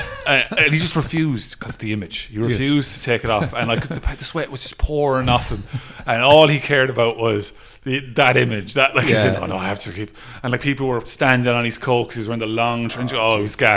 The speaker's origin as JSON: {"language": "English", "area": "Clare", "region": "Munster", "country": "Ireland", "moved": "as an adult", "lives_now": "Limerick, Ireland", "said": "I'm from Clare, but I'm about 20, 25 minutes."}